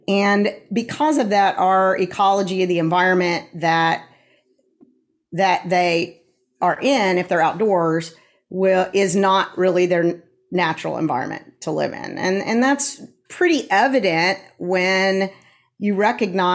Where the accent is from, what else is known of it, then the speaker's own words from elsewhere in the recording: Tulsa, Oklahoma, United States; I am a Tulsan as well. I was born in Tulsa, moved away for a little while, and then have been here again since 1988.